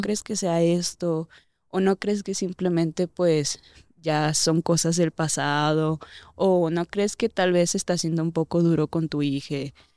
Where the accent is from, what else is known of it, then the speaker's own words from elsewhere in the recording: Durango, Mexico; now in Mexico City, Mexico; allá de donde yo soy, de Durango